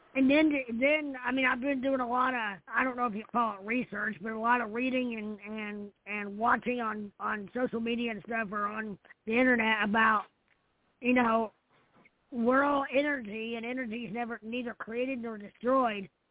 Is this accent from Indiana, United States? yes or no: yes; Indiana, United States; I'm back in my hometown. It's where I live now